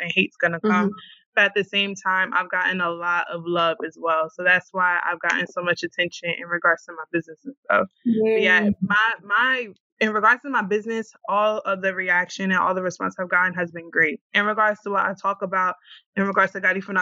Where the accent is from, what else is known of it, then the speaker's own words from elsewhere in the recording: New York City, New York, United States; also born or lived in Honduras; now in Virginia, United States; I'm from the Bronx originally